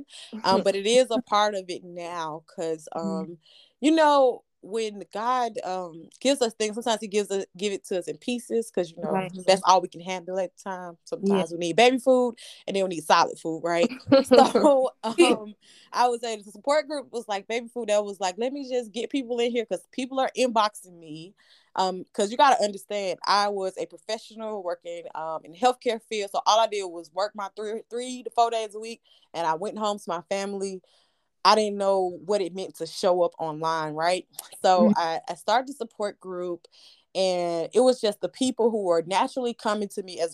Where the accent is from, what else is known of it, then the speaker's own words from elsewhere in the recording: Atlanta, Georgia, United States; I'm from Atlanta, Georgia